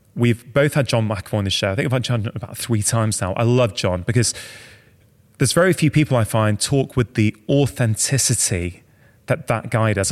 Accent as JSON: {"language": "English", "town": "Manchester", "region": "North West England", "country": "United Kingdom", "tie": "born or raised there", "said": "I grew up in Manchester"}